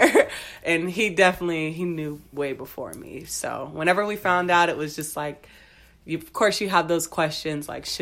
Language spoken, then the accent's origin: English; San Antonio, Texas, United States; I'm born and raised in San Antonio